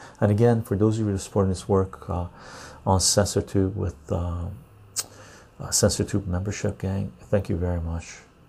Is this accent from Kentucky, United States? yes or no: yes; Louisville, Kentucky, United States; I'm from Louisville, Kentucky.